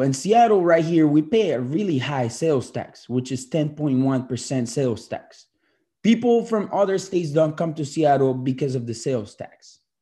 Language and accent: English; Colombia; I'm from Colombia